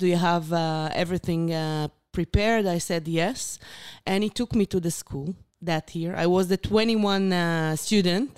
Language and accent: English; Beersheba, Southern District, Israel; English is a second language; I born and raised in Beersheba